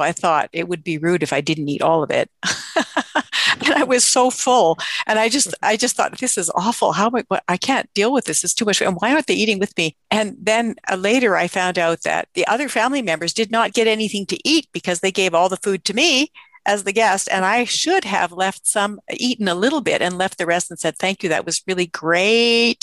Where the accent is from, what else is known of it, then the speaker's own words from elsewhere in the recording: Canada; as a Canadian